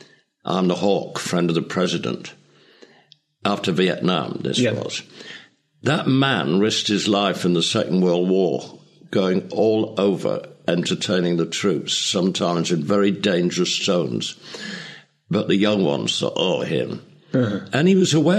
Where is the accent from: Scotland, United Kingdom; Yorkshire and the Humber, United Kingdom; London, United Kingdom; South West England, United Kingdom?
Yorkshire and the Humber, United Kingdom; Leeds; moved away; my hometown Leeds